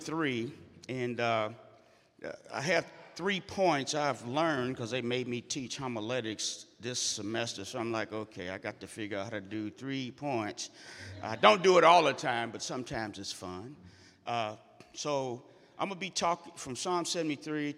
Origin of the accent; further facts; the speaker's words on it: St. Louis, Missouri, United States; moved away as an adult; I first came back to St. Louis after growing up in North St. Louis